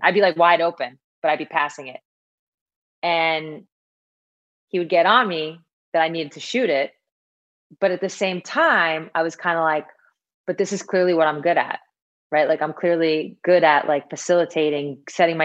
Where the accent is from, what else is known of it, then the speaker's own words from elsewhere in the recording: Syosset, New York, United States; So Syosset is just like a suburb of New York City on Long Island. We're about, I don't know, 30, 45 minute drive from Manhattan.